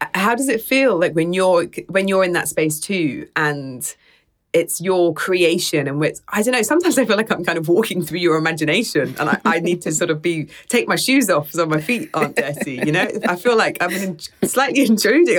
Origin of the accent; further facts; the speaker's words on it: United Kingdom; as a British person